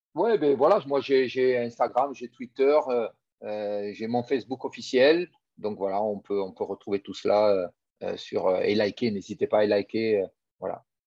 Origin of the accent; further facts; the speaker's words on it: Tarbes, Occitania, France; moved away; also born or lived in Toulon; je suis natif de Tarbes